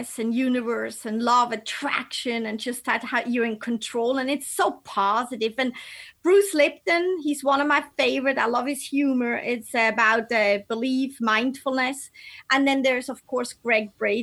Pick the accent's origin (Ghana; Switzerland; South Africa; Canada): Switzerland; Basel, Basel-Stadt; moved away; I grew up in Basel, and it's right on the border to France and Germany